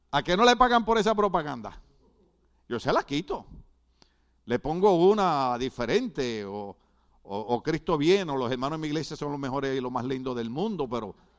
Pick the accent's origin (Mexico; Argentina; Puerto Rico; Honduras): Puerto Rico; now in United States; soy boricua